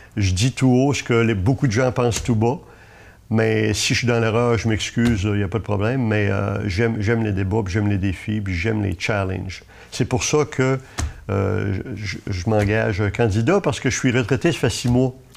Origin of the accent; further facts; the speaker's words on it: Gaspé, Quebec, Canada; Moi, je suis né à Gaspé. Ça fait que toute ma vie, j'étais à Gaspé.